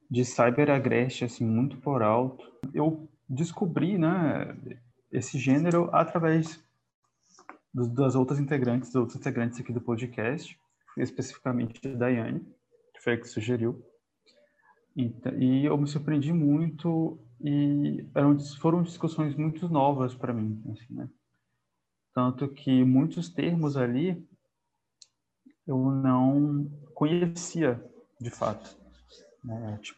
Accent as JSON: {"language": "Portuguese", "region": "Piauí", "country": "Brazil", "tie": "born there", "also_born_or_lived": "Pará / Rio Grande do Sul", "said": "eu sou nordestino, nascido no Piauí, mas sempre fiquei mudando de estado. Então, eu fui para o Pará e ficou numa, numa, desenvolvi uma identidade lá, e depois fui para o Rio Grande do Sul, depois voltei para cá"}